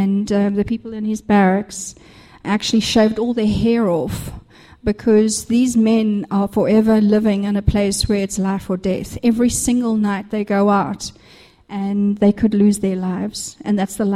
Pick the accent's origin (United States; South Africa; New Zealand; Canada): South Africa; moved away; I am actually South African